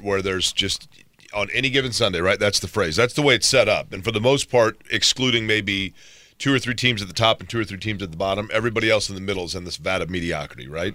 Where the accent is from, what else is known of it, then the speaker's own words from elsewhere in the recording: Indiana, United States; I grew up around Indiana basketball